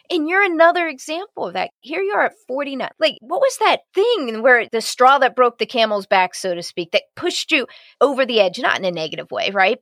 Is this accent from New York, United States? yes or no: no; Columbus, Ohio, United States; My hometown is Columbus, Ohio